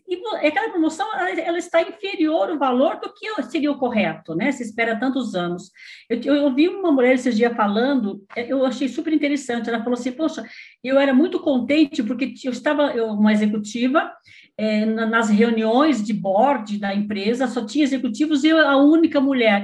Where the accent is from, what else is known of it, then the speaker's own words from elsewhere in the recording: Paraná, Brazil; moved away as an adult; now in Suzano, Brazil; eu sou paranaense, mas estou aqui em São Paulo já há, há 40 anos